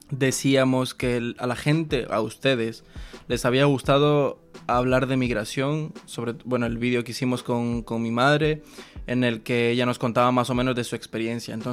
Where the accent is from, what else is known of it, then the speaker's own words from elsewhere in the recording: Montevideo, Uruguay; moved away as an adult; now in London, United Kingdom; Me nací en Montevideo.